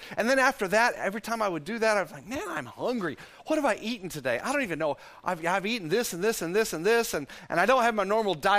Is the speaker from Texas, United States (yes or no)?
yes; Texas, United States; because I'm a Texan